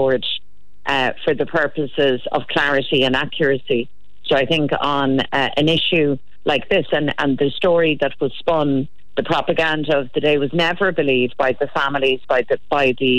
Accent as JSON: {"language": "English", "country": "Ireland", "said": "Irish men and Irish women"}